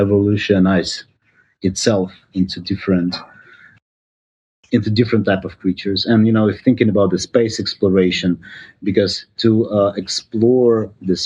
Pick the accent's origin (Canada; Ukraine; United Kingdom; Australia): Ukraine; moved away as an adult; now in United States; I'm originally from Ukraine